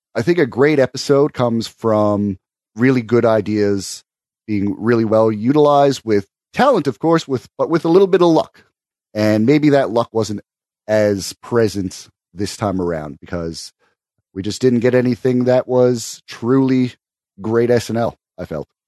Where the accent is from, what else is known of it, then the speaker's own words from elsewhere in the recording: Canada; I am too Canadian